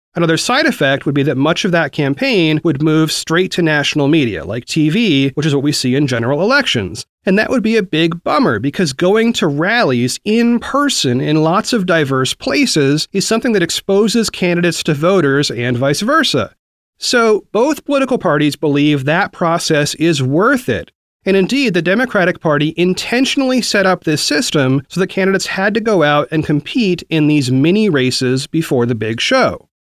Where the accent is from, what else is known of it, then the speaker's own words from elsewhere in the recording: Oregon, United States; Oregon, my home state